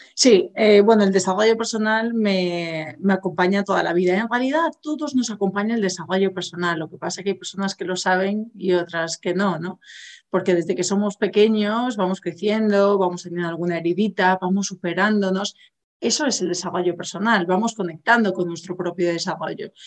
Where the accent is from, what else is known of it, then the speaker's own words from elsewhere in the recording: Galicia, Spain; yo soy gallega